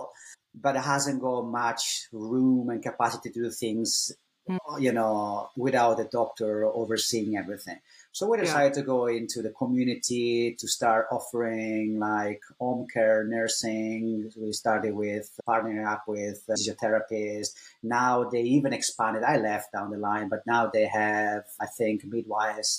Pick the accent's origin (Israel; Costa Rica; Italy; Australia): Italy; first language Italian; English is a second language; moved away as an adult; also born or lived in Ireland; I was born in Italy back in 1984.